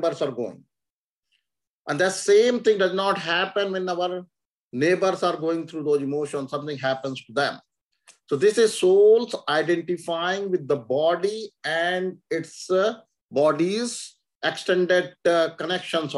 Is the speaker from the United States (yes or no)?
no; India; moved away; we lived in India, we born in India, so we think India is our country.